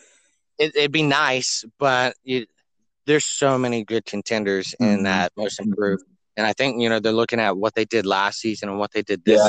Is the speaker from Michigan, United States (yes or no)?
no; Ocala, Florida, United States; Born and raised in Ocala, Florida. 30 minutes from the swamp, diehard Gator fan.